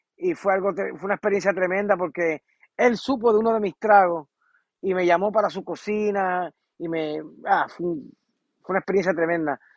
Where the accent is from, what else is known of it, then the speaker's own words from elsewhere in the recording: Puerto Rico; moved away as an adult; also born or lived in San Juan; now in United States; Empecé en Puerto Rico y me fui desarrollando